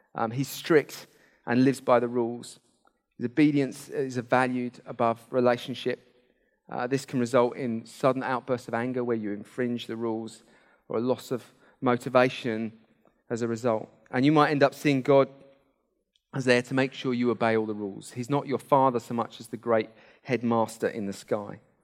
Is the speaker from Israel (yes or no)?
no; United Kingdom; we're British